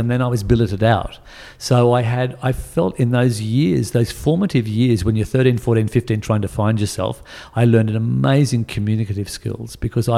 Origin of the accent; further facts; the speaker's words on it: New South Wales, Australia; Growing up in New South Wales in the 60s, wanting to be a dancer of any sort